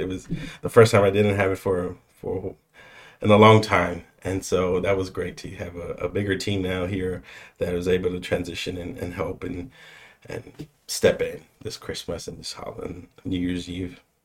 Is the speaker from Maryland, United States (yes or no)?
no; San Antonio, Texas, United States; also born or lived in Boston; born and raised here, the south side of San Antonio. Um, grew up there until the age of maybe 20, 21